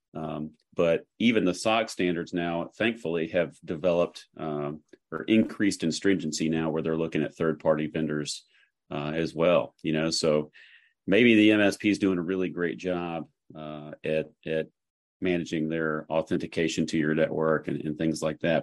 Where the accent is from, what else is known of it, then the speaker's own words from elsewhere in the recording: Chattanooga, Tennessee, United States; now in Nashville, United States; I grew up in Chattanooga, uh, Tennessee